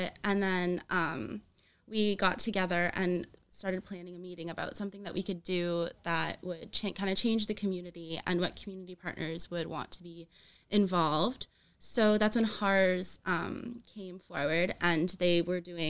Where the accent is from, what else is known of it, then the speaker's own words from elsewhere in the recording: near Windsor, Ontario, Canada; moved away as an adult; now in Kingston, Canada; I'm from near Windsor